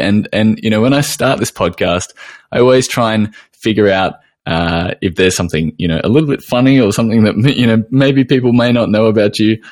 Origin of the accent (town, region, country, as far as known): Australia